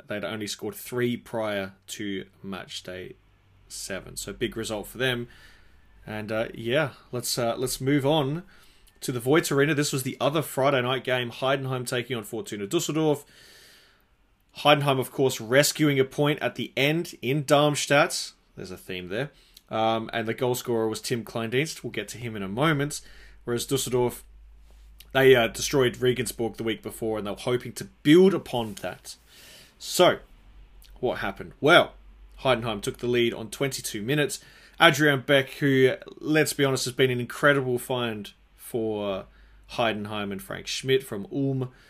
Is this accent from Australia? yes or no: yes; Adelaide, South Australia, Australia; here in my hometown Adelaide